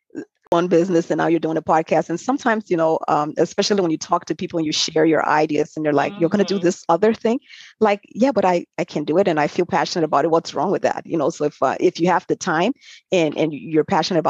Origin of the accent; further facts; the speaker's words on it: Liberia; accent: Liberian; moved away; I'm originally from Liberia and I grew up in a tight-knit family